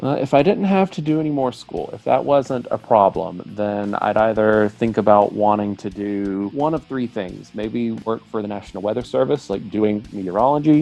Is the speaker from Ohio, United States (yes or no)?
no; northwest Florida, United States; first language English; also born or lived in Pensacola; I'm from the northwest part of Florida in the United States, the city that I live in, it's Pensacola.